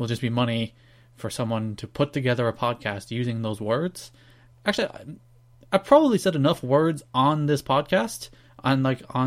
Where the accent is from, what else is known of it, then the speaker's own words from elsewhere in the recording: Ireland; I'm Irish